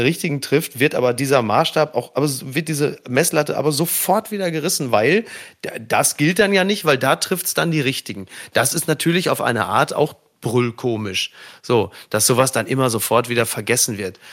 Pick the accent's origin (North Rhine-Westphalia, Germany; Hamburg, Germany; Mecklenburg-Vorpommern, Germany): North Rhine-Westphalia, Germany; Ruhr area; ich komme aus dem Ruhrgebiet